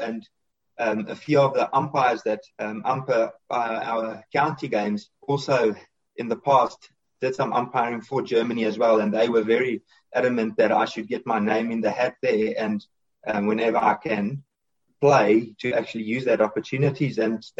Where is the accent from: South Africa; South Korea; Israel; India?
South Africa; So being South African, more or less, that's always up for me.